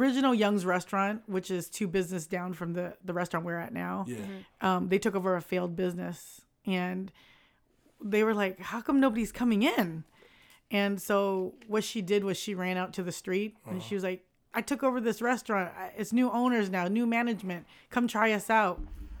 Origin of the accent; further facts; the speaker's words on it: Vietnam; So we're Chinese from Vietnam, but people think that we're Korean because it's very Korean last name.